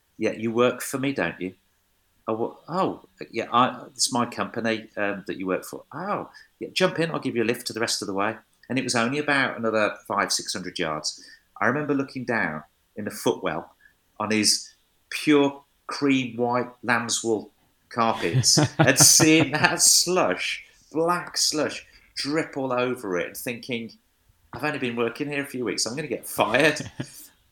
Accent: Wolverhampton, West Midlands, United Kingdom; my hometown, Wolverhampton.

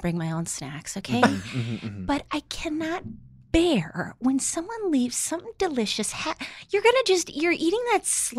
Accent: Minnesota, United States; I was born here. I grew up in Minnesota, but my dad was in the Navy

